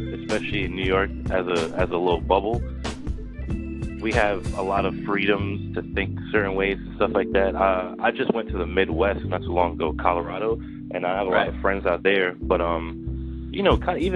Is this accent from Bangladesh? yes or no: no; Trinidad & Tobago; now in United States; I was born in Trinidad